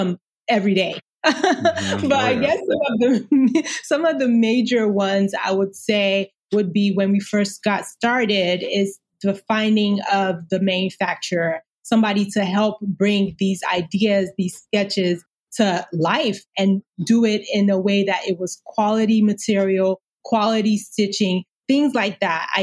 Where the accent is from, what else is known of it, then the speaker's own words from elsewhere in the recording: Nigeria; moved away; growing up in Nigeria.